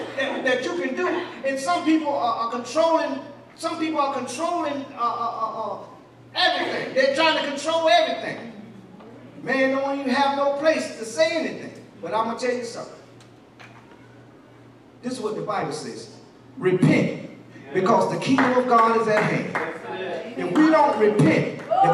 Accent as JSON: {"language": "English", "town": "Columbia", "region": "South Carolina", "country": "United States", "tie": "born or raised there", "said": "I'm from the hood. I'm from Ridgewood. Yeah, Columbia, South Carolina. I'm from the hood"}